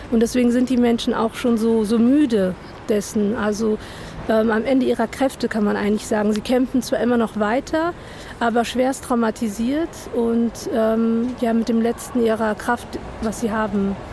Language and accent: German; Frankfurt, Hesse, Germany; so wie hier, ich bin Frankfurter, also wenn wir jetzt irgendwo anders wären dann wären da die Frankfurter und dann würden die sagen, Mensch, da ist einer in Not aus unserer Stadt, aus unserem Dorf, lasst uns dem helfen.